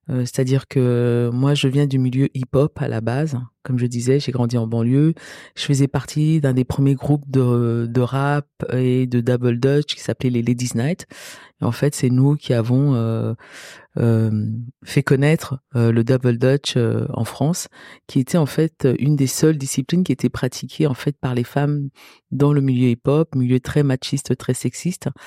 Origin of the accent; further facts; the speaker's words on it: Cameroon; born there; je suis née au Cameroun